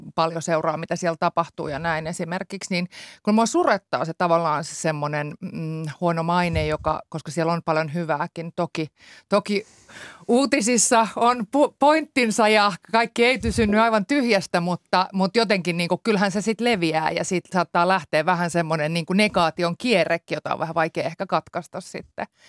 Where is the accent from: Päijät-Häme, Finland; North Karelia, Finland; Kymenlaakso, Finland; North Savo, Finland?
Kymenlaakso, Finland; Inkeroinen; mä olen kotoisin Inkeroisista, joka on äh, oli itse asiassa Anjalan kosken kaupungin yksi taajamista